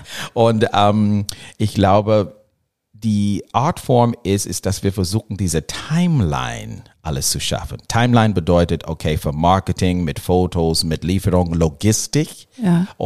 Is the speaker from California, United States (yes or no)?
yes; Los Angeles, California, United States; German is a second language; Ja, ich komme aus Los Angeles